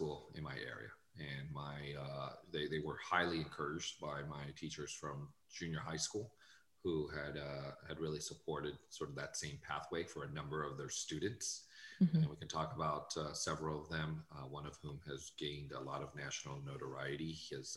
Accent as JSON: {"language": "English", "town": "San Jose", "region": "California", "country": "United States", "tie": "born or raised there", "also_born_or_lived": "Guadalajara, Mexico", "lives_now": "Arizona, United States", "said": "I left when I was five, and really I grew up in San Jose"}